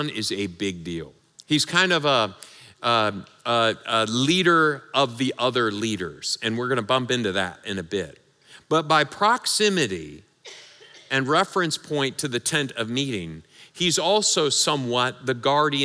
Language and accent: English; Michigan, United States; I'm from Michigan